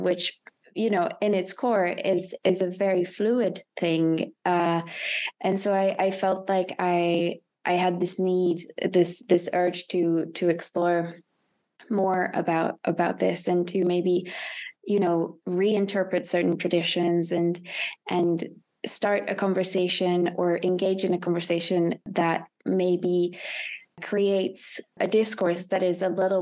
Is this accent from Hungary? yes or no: yes; Hungary; moved away as an adult; also born or lived in United Kingdom; I'm originally from Hungary, and I studied in the UK